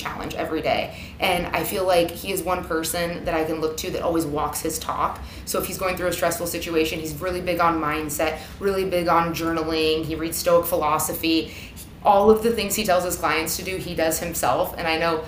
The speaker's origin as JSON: {"language": "English", "town": "Sacramento", "region": "California", "country": "United States", "tie": "born or raised there", "said": "I grew up in Sacramento, so I grew up about an hour from Napa"}